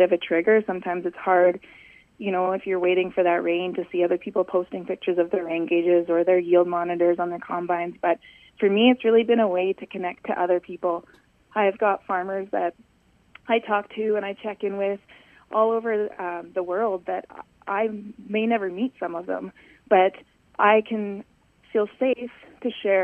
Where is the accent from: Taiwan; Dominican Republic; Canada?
Canada; Calgary, Alberta; moved away as an adult; now in Saskatchewan, Canada; I grew up in Calgary, Alberta, which is quite a large city